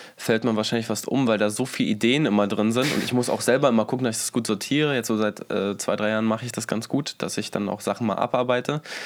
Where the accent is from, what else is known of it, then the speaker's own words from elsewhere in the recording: Berlin, Germany; first language German; ich bin Berliner sogar